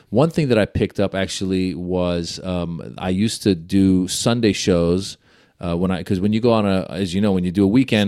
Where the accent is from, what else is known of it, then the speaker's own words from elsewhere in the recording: Iran; moved away; I was born in Iran.